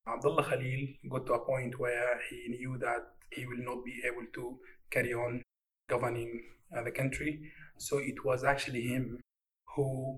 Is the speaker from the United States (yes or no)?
no; Sudan; I am from Sudan.